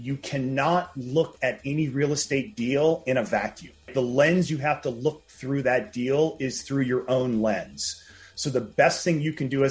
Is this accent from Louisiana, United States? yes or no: yes; New Orleans, Louisiana, United States; now in Los Angeles, United States; I'm actually from New Orleans, even though I live out here in LA.